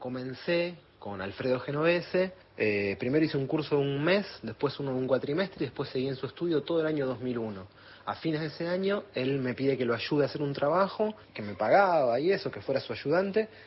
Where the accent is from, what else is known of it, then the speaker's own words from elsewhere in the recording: Buenos Aires, Argentina; yo me crié en Almagro, casi en el Abasto